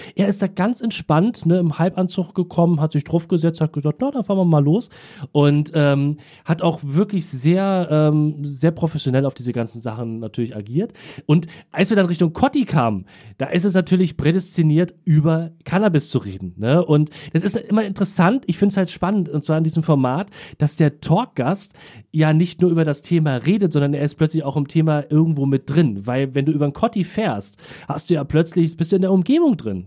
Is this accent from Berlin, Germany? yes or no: yes; Berlin, Germany; ich bin im Krankenhaus, ich glaube St. Marien hieß es, das gibt es glaube ich nicht mehr in Wilmersdorf geboren. Sollte eigentlich eine Hausgeburt werden, aber es gab wohl Komplikationen und ähm, deswegen es dann ins Krankenhaus und ähm, bin aber ein paar Stunden später dann auch wieder in Neukölln gelandet